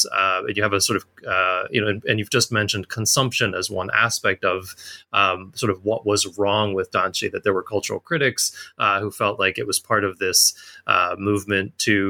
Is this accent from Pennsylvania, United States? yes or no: yes; Pennsylvania, United States; I'm originally from Pennsylvania